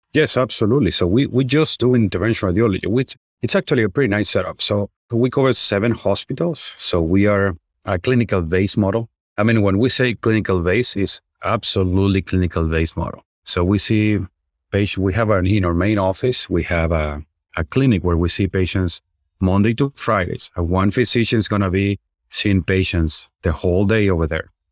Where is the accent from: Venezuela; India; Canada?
Venezuela; moved away as an adult; also born or lived in Chicago; now in United States; I'm originally from Venezuela. So, I did my med school over there